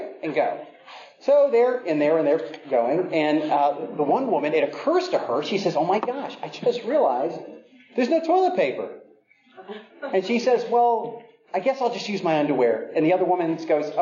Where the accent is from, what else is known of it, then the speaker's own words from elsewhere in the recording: Virginia, United States; I grew up in Virginia